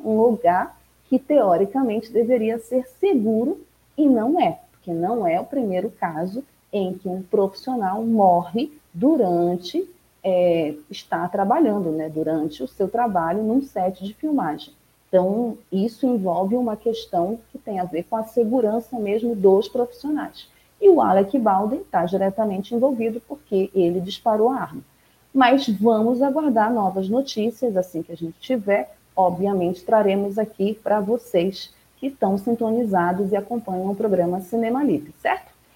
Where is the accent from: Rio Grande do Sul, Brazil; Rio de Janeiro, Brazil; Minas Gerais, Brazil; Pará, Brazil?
Pará, Brazil; daqui da minha terrinha, de além do Pará